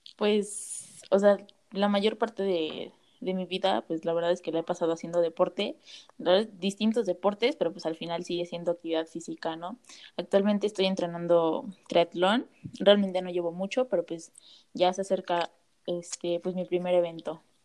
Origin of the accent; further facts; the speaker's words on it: Sonora, Mexico; now in Querétaro, Mexico; actualmente vivo en Querétaro, pero soy de Sonora.